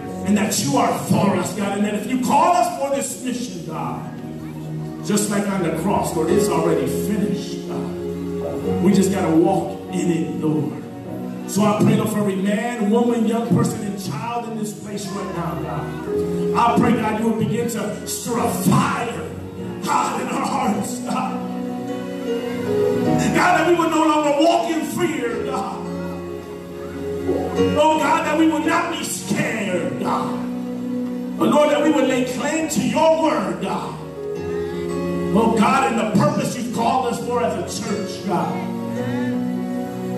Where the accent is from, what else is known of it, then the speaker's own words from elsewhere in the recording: Chicago, Illinois, United States; I grew up in Chicago